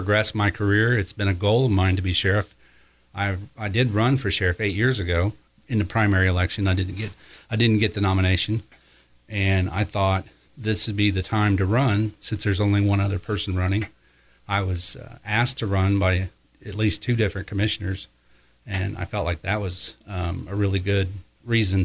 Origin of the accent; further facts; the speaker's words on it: Osgood, Indiana, United States; I was raised in Osgood, Indiana